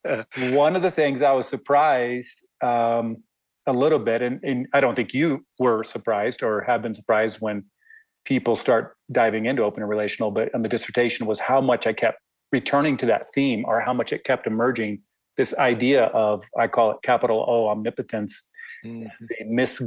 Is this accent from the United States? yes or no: yes; Midwest, United States; I'm from the Midwest.